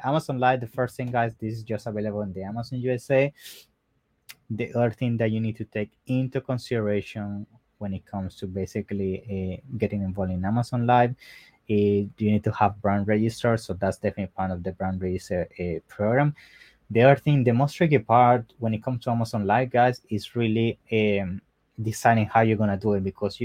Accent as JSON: {"language": "English", "country": "Italy", "said": "I'm from Italy"}